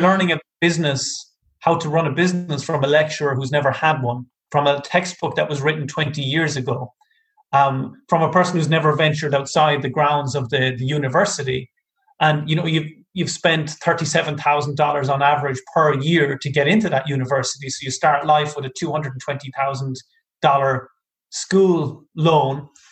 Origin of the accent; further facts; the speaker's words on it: Ireland; I'm from Ireland.